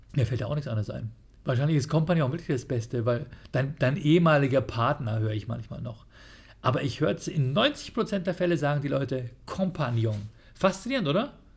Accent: Bavaria, Germany; bei uns in Bayern

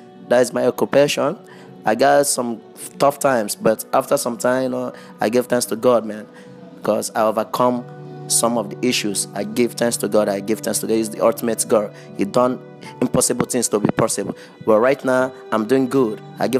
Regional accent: Enugu State, Nigeria; moved away; also born or lived in Abuja; I'm from Enugu State, Enugu with the local government. And I've been in Abuja for so long with my families. We stayed here. I grew up there for so many years, man.

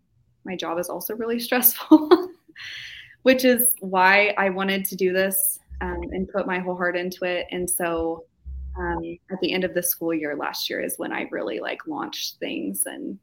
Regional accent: Kansas, United States; Kansas, actually.

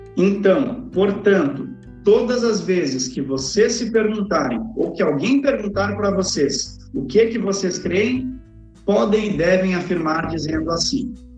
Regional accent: Gravataí, Rio Grande do Sul, Brazil; moved away as an adult; now in Cariacica, Brazil; eu sou natural do, do, Rio Grande do Sul, sou gaúcho, de Gravataí. E mesmo sendo do Sul e tendo morado praticamente a vida toda aí

